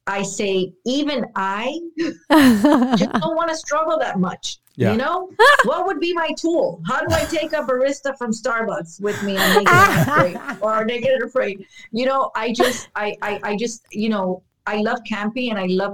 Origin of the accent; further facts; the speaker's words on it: Miami, Florida, United States; born and raised in Miami, where we have no mountains.